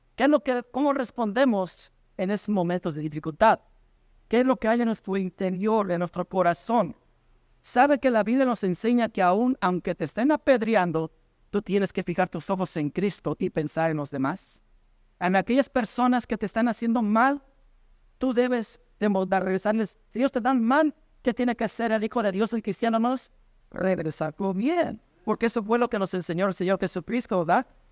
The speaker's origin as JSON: {"language": "Spanish", "country": "Mexico", "said": "en mi país, México"}